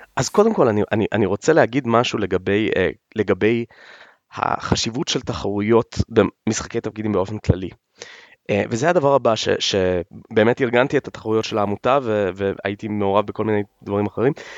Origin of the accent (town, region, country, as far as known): Israel